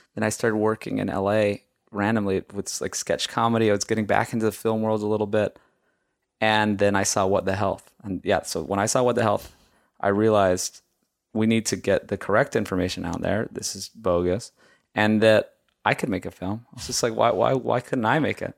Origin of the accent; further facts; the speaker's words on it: Hawaii, United States; moved away; I grew up in Hawaii, and I ate rice with every meal.